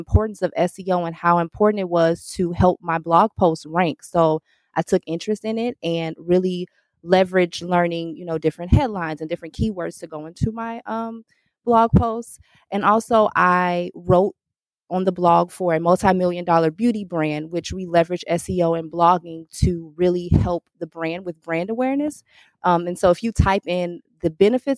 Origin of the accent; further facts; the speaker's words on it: Chicago, Illinois, United States; I'm from Chicago